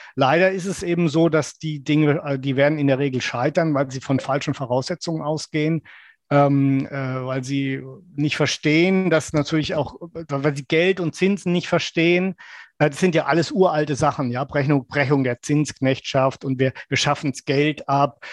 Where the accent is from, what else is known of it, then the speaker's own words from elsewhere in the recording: West Germany, Germany; als junger Mann, dass ähm, als Wessi